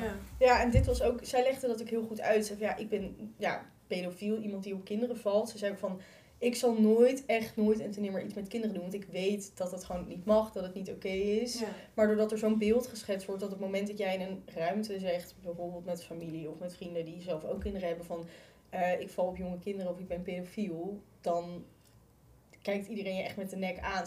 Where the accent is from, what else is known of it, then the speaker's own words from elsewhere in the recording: Utrecht, Netherlands; Ik kom zelf uit Utrecht. Ik heb in school gezeten